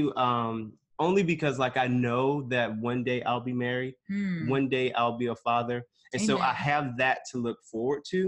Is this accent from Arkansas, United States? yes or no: no; Snow Hill, North Carolina, United States; moved away as an adult; also born or lived in Stamford, Connecticut; now in New York, United States; I was born in Stamford, Connecticut, but lived and was raised in Greenville, North Carolina. Actually, not Greenville. Snow Hill, North Carolina